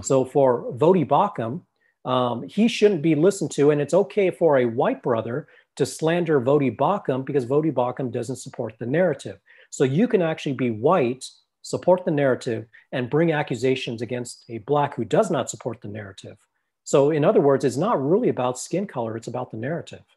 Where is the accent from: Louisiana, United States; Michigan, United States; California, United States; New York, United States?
California, United States; Los Angeles; I come from a Thai background, and I grew up in Los Angeles